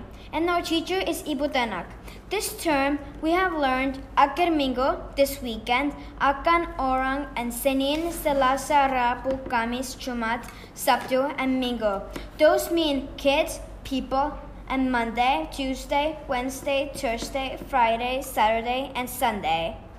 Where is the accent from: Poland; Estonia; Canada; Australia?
Estonia; now in Indonesia; I'm from Estonia and I have been in the school for almost a year